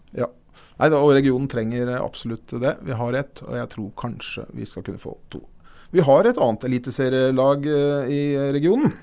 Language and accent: Norwegian; Siggerud, Akershus, Norway; vi er fra Sigrud begge